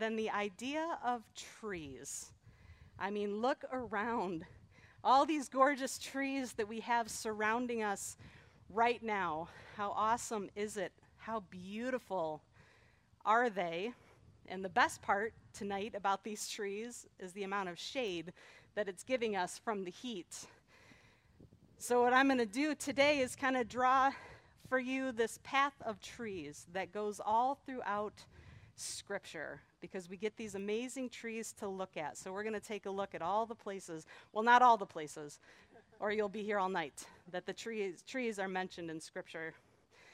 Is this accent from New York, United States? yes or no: no; Detroit, Michigan, United States; growing up in Metro Detroit